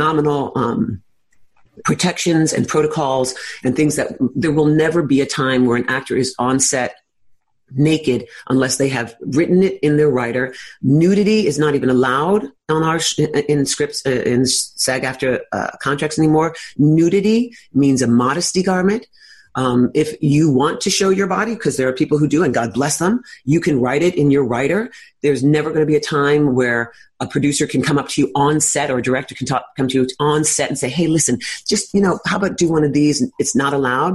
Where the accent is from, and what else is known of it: New York City, New York, United States; born or raised there